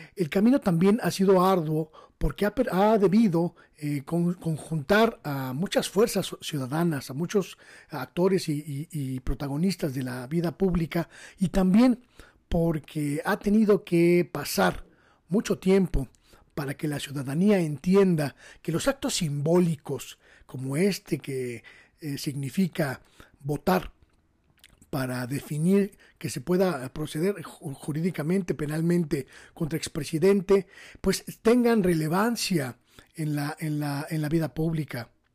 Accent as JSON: {"language": "Spanish", "country": "Mexico", "said": "como mexicanos"}